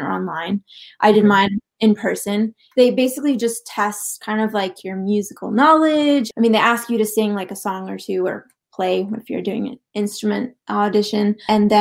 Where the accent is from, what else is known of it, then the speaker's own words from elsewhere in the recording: Ottawa, Ontario, Canada; moved away as an adult; now in Toronto, Canada; I am from Ottawa originally. I do live in Toronto now.